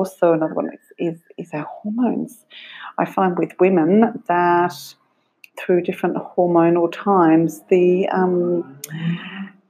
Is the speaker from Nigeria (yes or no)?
no; Australia; now in Ireland; I live in Ireland, I'm from Australia